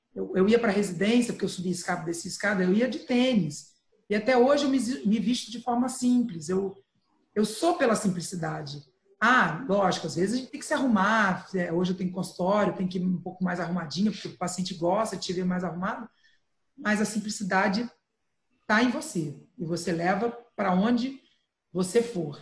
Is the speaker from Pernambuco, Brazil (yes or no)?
no; Santo Antônio de Pádua, Rio de Janeiro, Brazil; eu sou roceira, eu nasci em Santo Antônio de Pádua